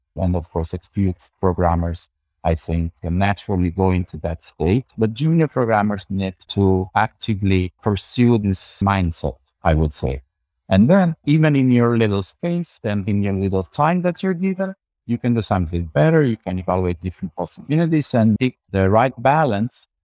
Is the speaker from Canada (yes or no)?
no; Campania, Italy; also born or lived in Santa Cruz, California, United States; I was born here in Middle, in Southern Italy, and I did most of my studies here in University of Salerno, that's in the south of Italy.